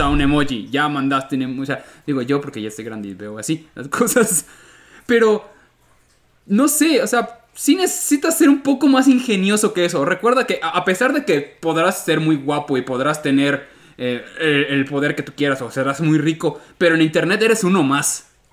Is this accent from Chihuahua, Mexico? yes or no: no; Yucatán, Mexico; yo como yucateco